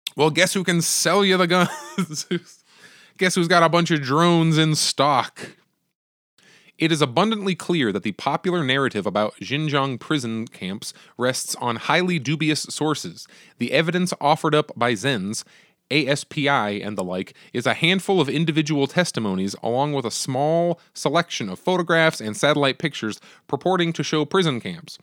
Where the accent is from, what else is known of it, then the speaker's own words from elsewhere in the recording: United States; As an American